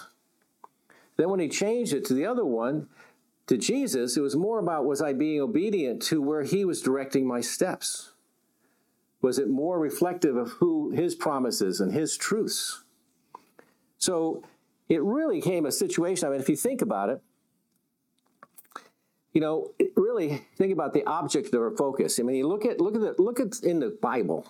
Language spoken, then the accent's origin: English; Connecticut, United States; I grew up in Connecticut. I was what you would call a New England WASP.